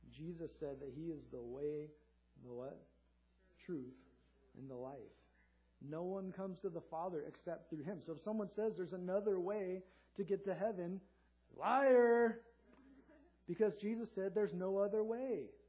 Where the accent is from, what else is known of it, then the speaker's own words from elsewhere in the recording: Southern California, United States; If you live in Southern California like I did growing up